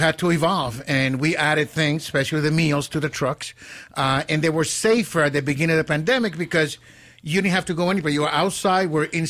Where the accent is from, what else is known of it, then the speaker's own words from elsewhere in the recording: Elizabeth, New Jersey, United States; I grew up in Elizabeth, which was back then Cubans and Puerto Ricans.